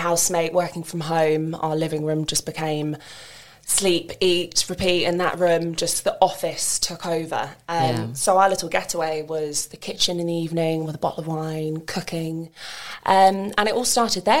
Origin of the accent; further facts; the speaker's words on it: Maidenhead, South East England, United Kingdom; now in Marlow, United Kingdom; I'm originally born and raised in Maidenhead